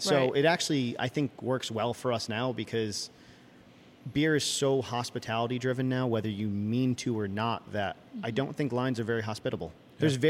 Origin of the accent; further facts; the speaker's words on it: New England, United States; growing up in New England